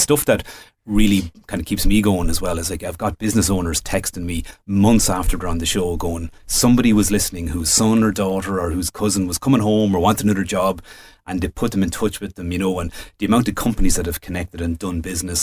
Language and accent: English; Midlands, Ireland; I was born, I grew up in the Midlands